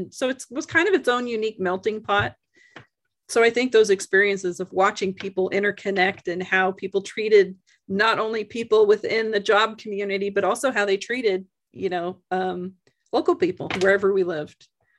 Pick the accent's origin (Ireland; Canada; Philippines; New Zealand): Canada; born there; my parents are American. I was born in Canada and raised kind of all over